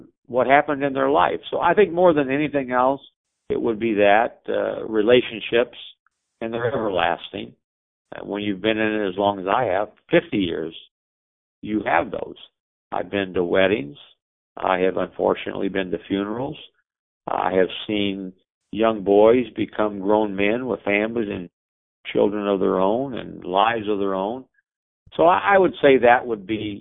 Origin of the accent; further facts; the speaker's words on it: Herrin, Illinois, United States; moved to my hometown, Heron.